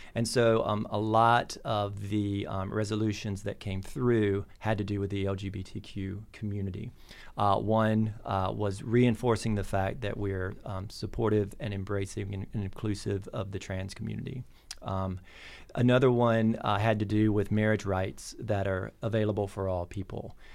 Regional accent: North Carolina, United States; now in Bloomington, United States; I grew up in North Carolina on a, on a tobacco farm

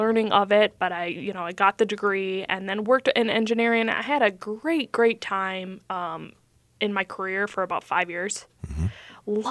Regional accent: Elk River, Minnesota, United States; also born or lived in Ramsey, Minnesota; suburbs. So I grew up in Elk River

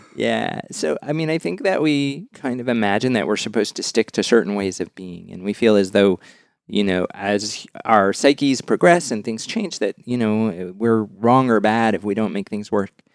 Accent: Westport, Massachusetts, United States; I come from the town of Westport, Massachusetts

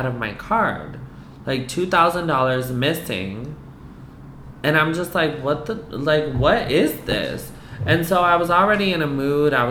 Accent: East Coast, United States; I'm Puerto Rican. I'm from the East Coast

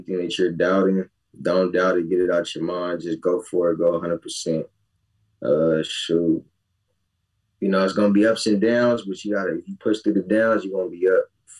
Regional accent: Nigeria; Me being Nigerian.

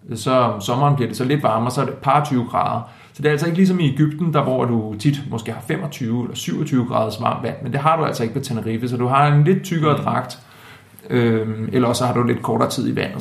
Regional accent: Denmark; som dansker

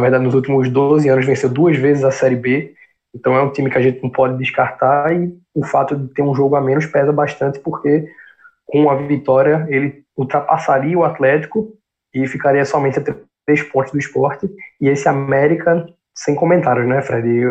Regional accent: Northeast Region, Brazil; como nordestinos, é, como brasileiros

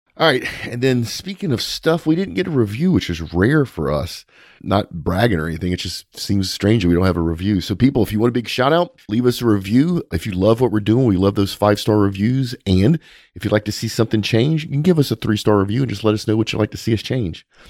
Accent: South Louisiana, United States; We're both from South Louisiana

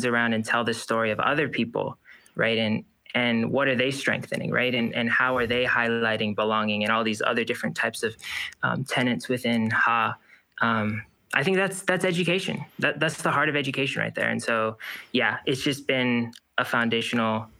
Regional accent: Kauai, Hawaii, United States; being born and raised on Kauai

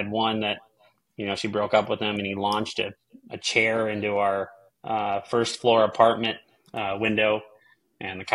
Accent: South St. Paul, Minnesota, United States; I grew up in Sault Ste. Paul, Minnesota, a little cow town

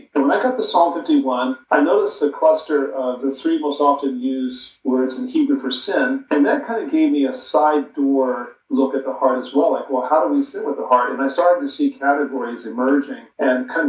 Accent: Western Nebraska, United States; moved away as an adult; also born or lived in Massachusetts; I was raised in Western Nebraska

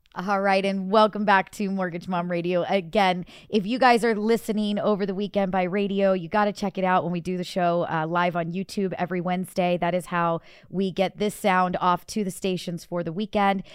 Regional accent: Illinois, United States; moved away; I am from Illinois.

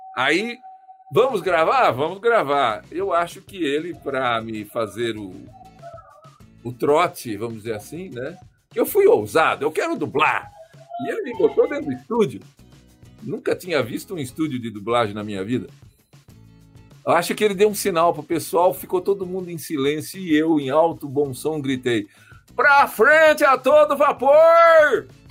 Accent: Marília, São Paulo, Brazil; moved away; sou de Marília, né? Se vocês não conhecem, interior do estado de São Paulo

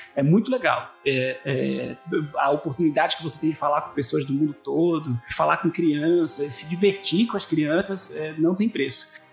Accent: São Paulo, Brazil; moved away; also born or lived in Recife; Na época eu morava em Recife, eu sou de São Paulo, mas estava morando em Recife na época quando os meus pais uh, se mudaram para lá

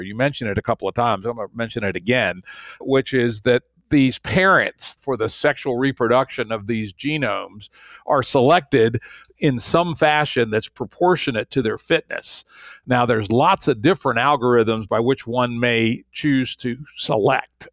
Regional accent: Maryland, United States; in Maryland, again, my home state

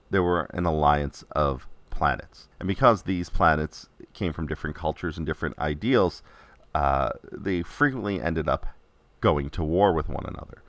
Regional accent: New York City, New York, United States; New York City, my hometown

